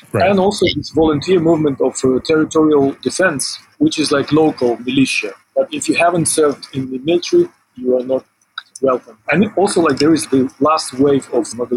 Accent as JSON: {"language": "English", "region": "Western Ukraine", "country": "Ukraine", "tie": "born or raised there", "also_born_or_lived": "Ural, Russia", "moved": "yes", "lives_now": "Kyiv, Ukraine", "said": "originally, I'm from western Ukraine, and I grew up on the Soviet and Polish-Ukrainian-Polish border."}